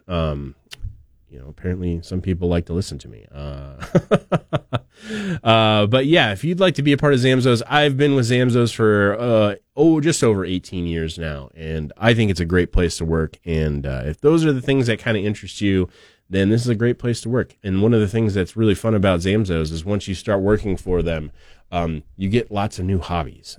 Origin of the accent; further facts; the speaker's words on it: Oregon, United States; now in Idaho, United States; I have fond memories of maples growing up in Oregon